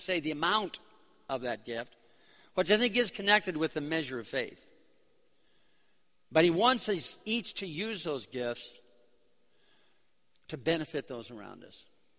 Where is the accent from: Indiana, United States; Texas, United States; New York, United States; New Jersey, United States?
New York, United States; New York City; born there; I was born in New York City because my parents were both in the music scene in New York City back in the late 30s, early 40s.